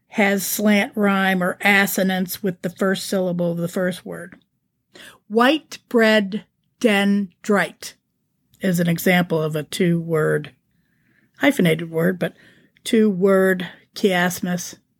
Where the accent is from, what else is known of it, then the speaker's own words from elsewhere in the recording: Canfield, Ohio, United States; moved away; also born or lived in San Diego, California; my hometown's Canfield Fair